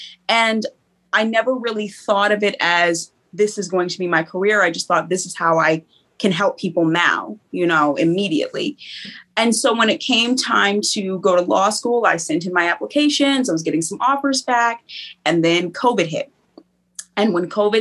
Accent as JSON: {"language": "English", "town": "Stone Mountain", "region": "Georgia", "country": "United States", "tie": "born or raised there", "said": "I grew up here in Stone Mountain, right in Georgia"}